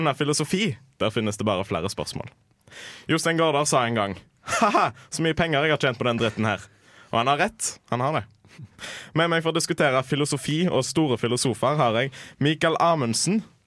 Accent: Haugesund, Rogaland, Norway; Jeg kommer fra Haugesund

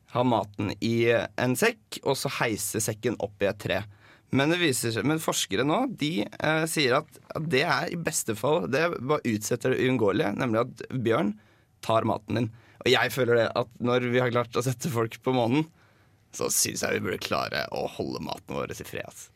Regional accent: Drammen, Buskerud, Norway; moved away as an adult; now in Trondheim, Norway; Kommer fra Drammen

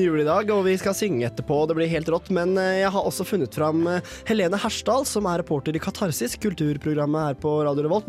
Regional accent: Kongsvinger, Innlandet, Norway; moved away; drar jeg hjem til Kongsvinger, der jeg er fra

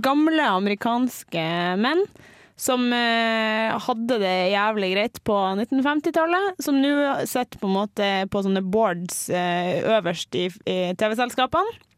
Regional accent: Mo i Rana, Nordland, Norway; also born or lived in Bodø; now in Trondheim, Norway; så kommer jeg faktisk fra Mo i Rana

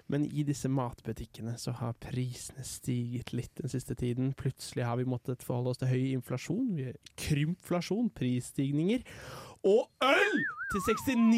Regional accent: Jeløya, Østfold, Norway; Jeg kommer fra Jeløya.

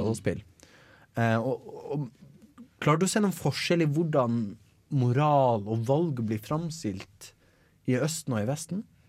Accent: Bergen, Vestland, Norway; Jeg er fra Bergen

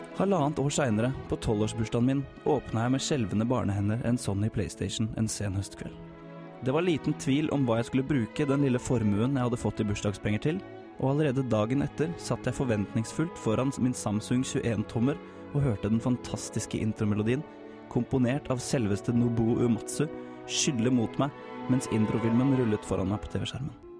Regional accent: Larvik, Vestfold, Norway; hjemme i Larvik

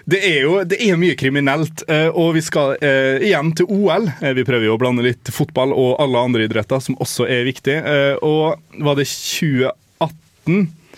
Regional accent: Molde, Møre og Romsdal, Norway; min hjemby Molde

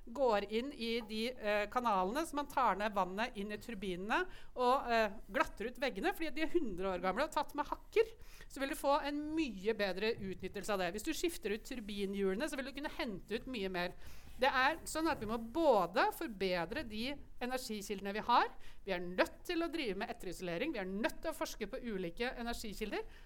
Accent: Lillehammer, Innlandet, Norway; Jeg kommer fra Lillehammer

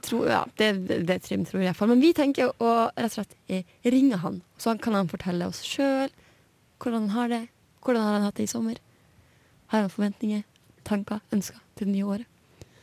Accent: Hammerfest, Finnmark, Norway; now in Trondheim, Norway; i hjembyen min Hammerfest

